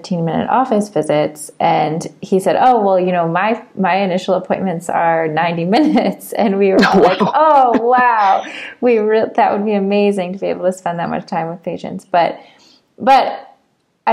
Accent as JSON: {"language": "English", "region": "Michigan", "country": "United States", "tie": "born or raised there", "said": "I grew up in Michigan where Larry Nassar practiced"}